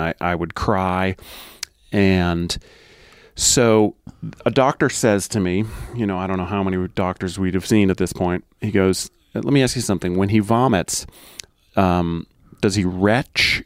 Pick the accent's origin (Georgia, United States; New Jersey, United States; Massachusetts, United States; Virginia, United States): Massachusetts, United States; moved away as an adult; I grew up in Massachusetts